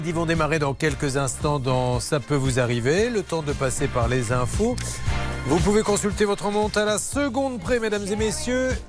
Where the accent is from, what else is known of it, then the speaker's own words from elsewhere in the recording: Meyzieu, Auvergne-Rhône-Alpes, France; une petite ville à côté de Lyon.